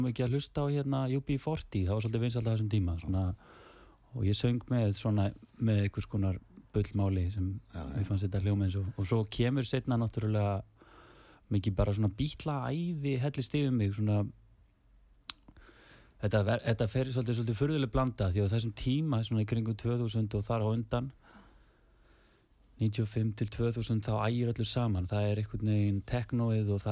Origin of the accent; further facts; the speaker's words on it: Reykjavík, Capital Region, Iceland; fættur og uppalinn fyrstu þrjú árinni nýri miðbæ, njörðagötu mm. en svo fluttist fjölskyldan í 104 ál, í Álfeymana mm. þar elst ég mestuleiti upp